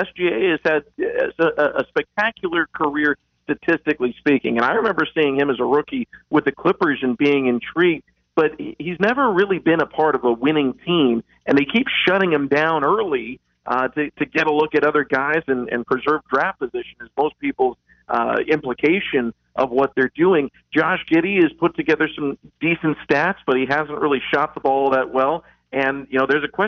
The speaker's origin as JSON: {"language": "English", "region": "West Coast", "country": "United States", "tie": "born or raised there", "moved": "yes", "lives_now": "Charlotte, United States", "said": "I grew up on the West Coast"}